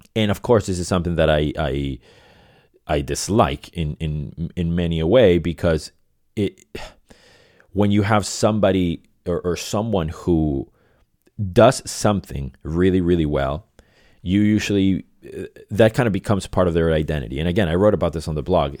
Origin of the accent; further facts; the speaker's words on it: Venezuela; moved away as an adult; also born or lived in Boston; now in Los Angeles, United States; I was born and raised in Venezuela.